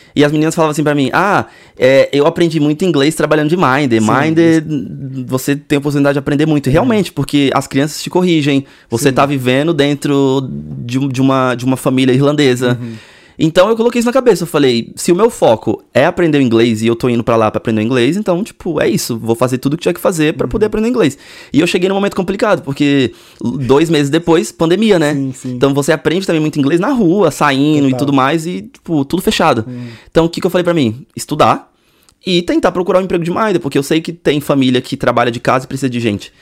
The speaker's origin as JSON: {"language": "Portuguese", "town": "Cubatão", "region": "São Paulo", "country": "Brazil", "tie": "born or raised there", "also_born_or_lived": "Santos", "moved": "as an adult", "said": "eu nasci em Santos. Aham. Uhum. É, litoralzão. Mas eu morava. Só nasci só. Uhum. Mas eu morava numa cidade vizinha, Cubatão."}